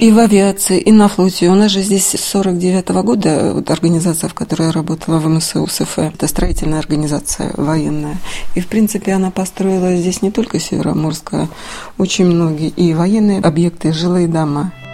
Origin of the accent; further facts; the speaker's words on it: Severomorsk, Murmansk Oblast, Russia; я из Авиагородка